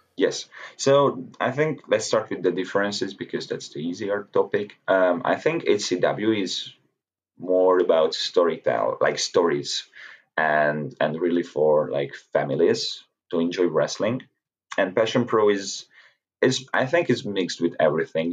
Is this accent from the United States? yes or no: no; Hungary; to be with these people in my home country